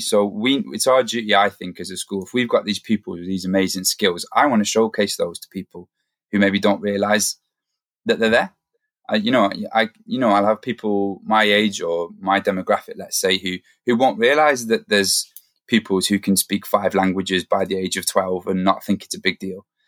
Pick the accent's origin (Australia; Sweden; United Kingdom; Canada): United Kingdom; the Northeast, North East England; moved away as an adult; now in Manchester, United Kingdom; I'm from the Northeast originally